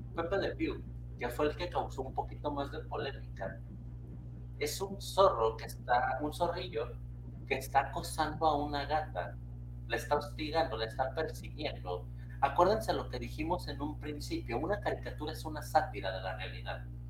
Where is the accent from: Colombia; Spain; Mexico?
Mexico; yo lo estoy hablando desde México